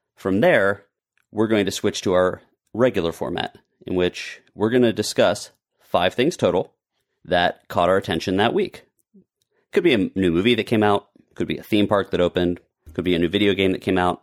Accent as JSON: {"language": "English", "town": "Monroeville", "region": "Pennsylvania", "country": "United States", "tie": "born or raised there", "moved": "yes", "lives_now": "Florida, United States", "said": "Pittsburgh, which is where I grew up. In fact, my hometown, Monroeville, is where Dawn of the Dead was shot"}